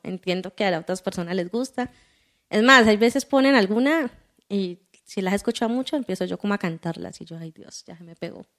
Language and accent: Spanish; Cali, Valle del Cauca, Colombia; yo soy caleña